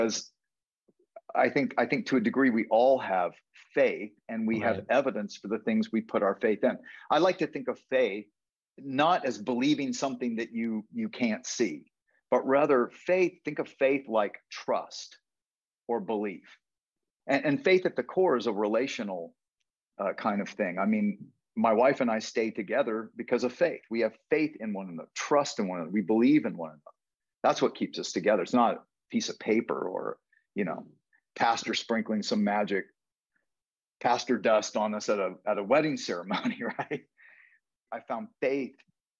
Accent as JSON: {"language": "English", "town": "Houston", "region": "Texas", "country": "United States", "tie": "born or raised there", "lives_now": "Austin, United States", "said": "I grew up in Houston"}